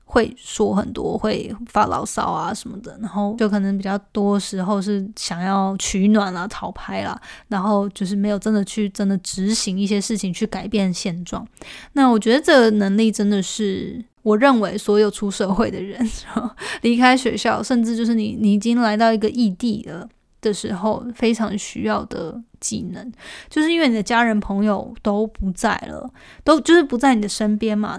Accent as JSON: {"language": "Chinese", "country": "Taiwan", "moved": "as an adult", "lives_now": "United States", "said": "台湾人在一个其他环境当中，因为我们有时候比较 不敢直来直往的"}